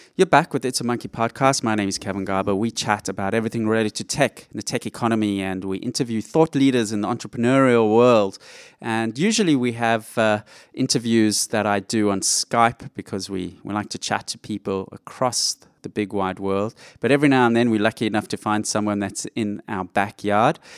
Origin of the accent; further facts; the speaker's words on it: Johannesburg, Gauteng, South Africa; now in Australia; I grew up in Johannesburg, South Africa